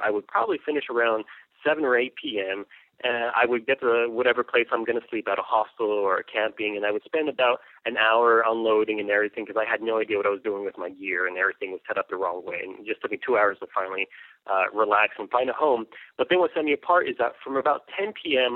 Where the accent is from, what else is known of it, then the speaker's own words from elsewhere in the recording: El Paso, Texas, United States; now in Austin, United States; I'm from the United States, directly from El Paso, Texas. I was raised uh, in a Mexican household. My whole family's from Mexico, and I was raised here in the States